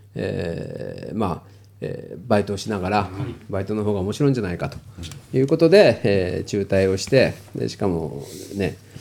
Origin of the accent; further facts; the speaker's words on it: Kyushu, Japan; moved away as an adult; also born or lived in Tokyo; 僕九州出身なんで